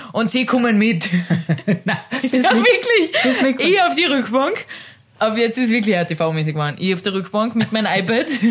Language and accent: German; Carinthia, Austria; ich bin aus Kärnten